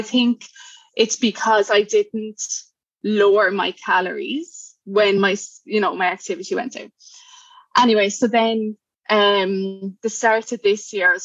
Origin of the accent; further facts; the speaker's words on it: Cork, Munster, Ireland; accent: Irish; moved away as an adult; now in Brisbane, Australia; I'm from Cork, Ireland, and I'm in Brisbane at the moment, Brisbane, Queensland.